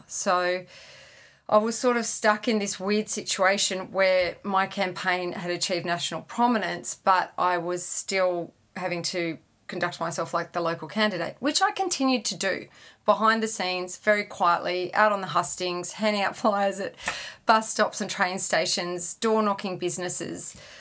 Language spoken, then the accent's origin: English; Sydney, New South Wales, Australia; I grew up in Sydney